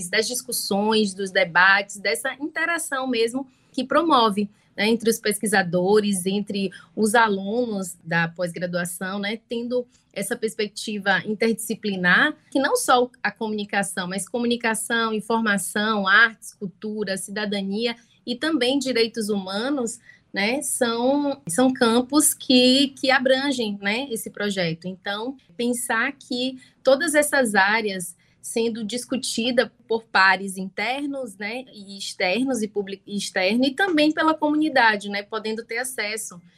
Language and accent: Portuguese; Salvador, Bahia, Brazil; eu sou, sou de Salvador, né, tô aqui, sou da Bahia, na verdade, moro aqui em Salvador